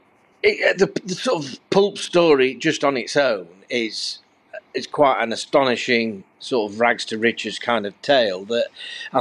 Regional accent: Rotherham, Yorkshire and the Humber, United Kingdom; I'm from Rotherham

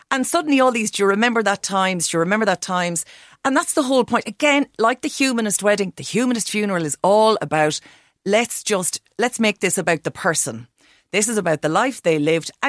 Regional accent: Roscommon, Connacht, Ireland; I'm from Roscommon.

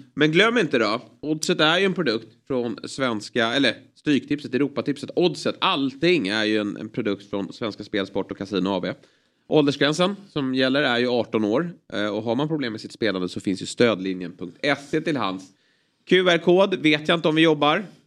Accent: Lidingö, Stockholm County, Sweden; Jag är uppvuxen ute på Lidingö

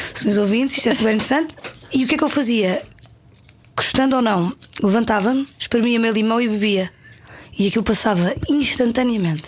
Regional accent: Paderno, Algarve, Portugal; moved away; also born or lived in Lisbon; Com dois anos, dois anos e pouco. Fui para o Algarve e fui para uma, para uma aldeia que ao pé da serra

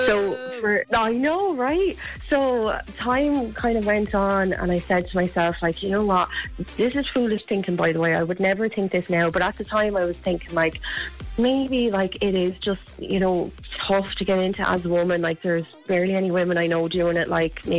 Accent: Wexford, Leinster, Ireland; Do you know what, right? You laugh at me. I'm actually from Wexford, right?

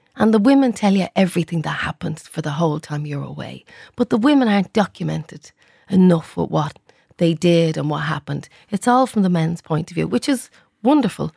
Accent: Dublin, Leinster, Ireland; I'm from the Liberties

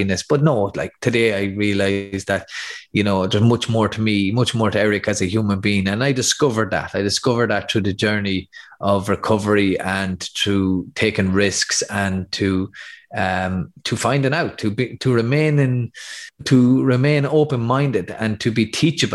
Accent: Athy, Leinster, Ireland; my hometown of Athy

